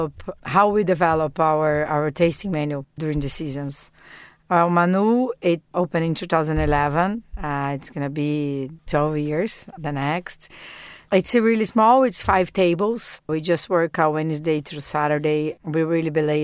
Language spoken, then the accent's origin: English; South Region, Brazil; I come from South Brazil, and South Brazil is a lot of seafood